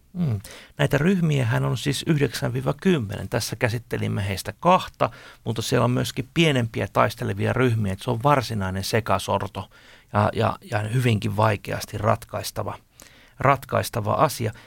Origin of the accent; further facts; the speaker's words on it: Finland; meiltä suomalaisilta